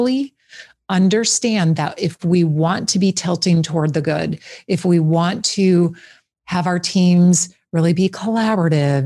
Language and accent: English; just outside of Green Bay, Wisconsin, United States; I grew up just outside of Green Bay